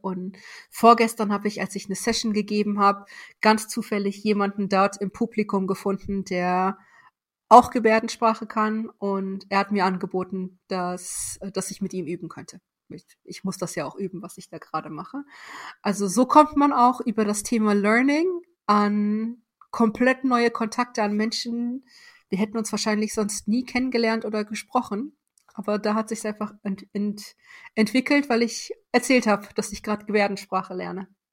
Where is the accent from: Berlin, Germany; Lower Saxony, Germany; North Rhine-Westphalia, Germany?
Lower Saxony, Germany; Weserbergland; German is a second language; now in Osnabrück, Germany; ich komme aus Osnabrück jetzt gerade oder früher aus dem Weserbergland